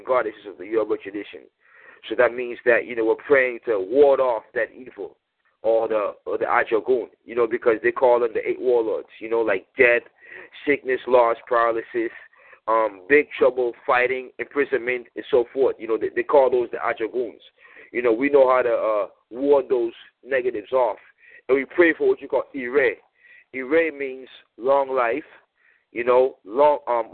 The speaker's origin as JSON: {"language": "English", "town": "Boston", "region": "Massachusetts", "country": "United States", "said": "I'm from Boston originally"}